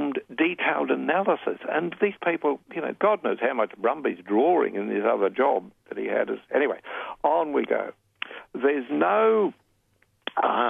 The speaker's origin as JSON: {"language": "English", "town": "Brisbane", "region": "Queensland", "country": "Australia", "tie": "born or raised there", "said": "my hometown of, here we are, back to good old Brisbane."}